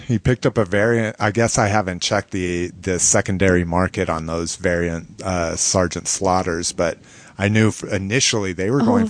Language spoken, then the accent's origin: English; Colorado, United States; accent: Colorado accent; Well, we sound like we're from Colorado.